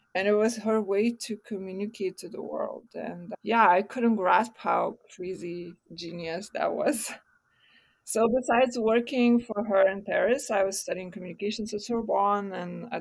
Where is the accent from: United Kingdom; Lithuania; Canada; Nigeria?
Lithuania; Vilnius, Vilnius County; I was born in Vilnius, Lithuania.